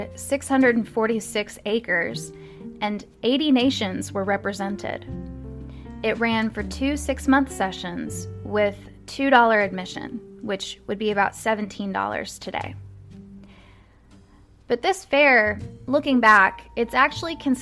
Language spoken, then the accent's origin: English; Louisville, Kentucky, United States; my hometown